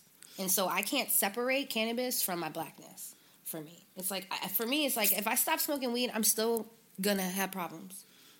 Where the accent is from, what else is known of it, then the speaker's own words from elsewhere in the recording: Philadelphia, Pennsylvania, United States; And also growing up in Philly as a kid, because I was in Germantown.